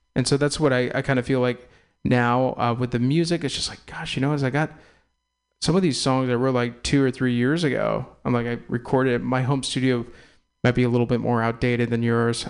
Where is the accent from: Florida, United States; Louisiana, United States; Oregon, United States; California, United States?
California, United States; Castro Valley; also born or lived in Walnut Creek, California / Oakland, California / San Francisco, California; I'm an East Bay kid. I was born in Walnut Creek, raised in Castro Valley